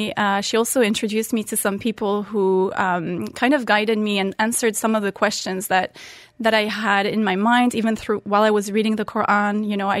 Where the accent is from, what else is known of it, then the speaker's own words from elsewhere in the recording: Muscat, Oman; English is a second language; So I'm French originally. I grew up in Oman. And yes, I did convert at the age of 18. I was a teenager in high school in 12th grade in Oman, in Muscat at the time.